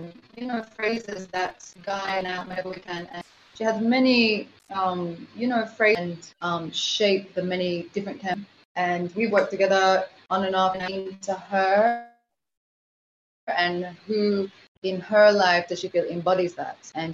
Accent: Kingston, Jamaica; I am from Kingston, Jamaica.

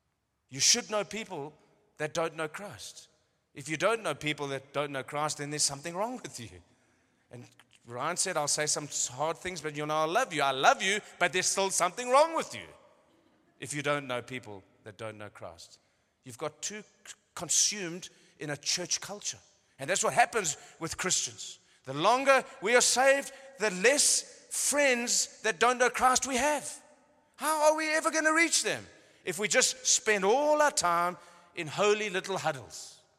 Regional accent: Cape Town, Western Cape, South Africa; born there; I've just come from Cape Town. It's like, I was born in Cape Town.

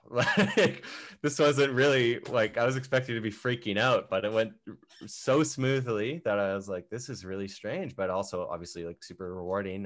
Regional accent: Canada; being a Canadian

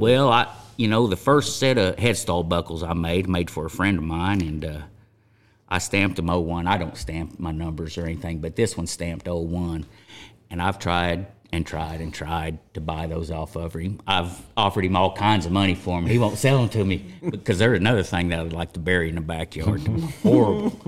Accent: Chelsea, Oklahoma, United States; grew up in Chelsea, Oklahoma, U S A.

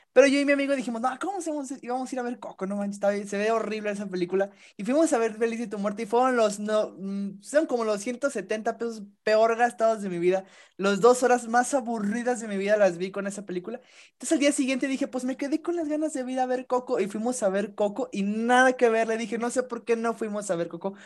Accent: Mexico; fue un orgullo como mexicano

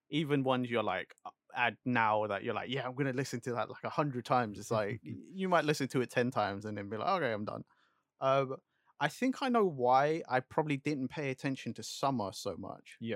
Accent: England, United Kingdom; you know, being English.

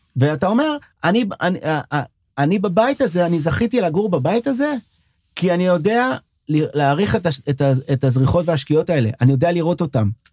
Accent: Sderot, Southern District, Israel; first language French; Hebrew is a second language; now in Tel Aviv, Israel; אני בא מהנגב, שדרות זה בנגב

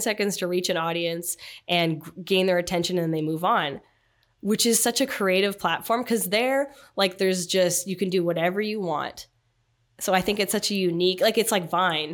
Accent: Canada; my uniqueness was I was from Canada, unlike a lot of people in the league.

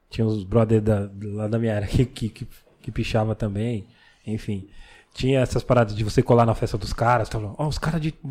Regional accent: São Paulo, Brazil; Eu sou da, da Sapopemba ali.

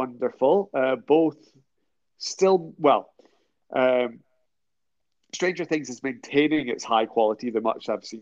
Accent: Scotland, United Kingdom; now in northern England, United Kingdom

